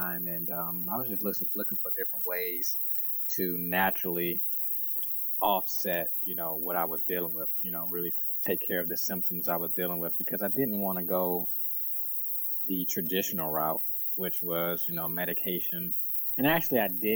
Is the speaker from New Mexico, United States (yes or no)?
no; Detroit, Michigan, United States; also born or lived in South Florida; I'm originally from Detroit, and grew up 8 mile, East 8 mile in Detroit. Went to school in Detroit schools my whole life.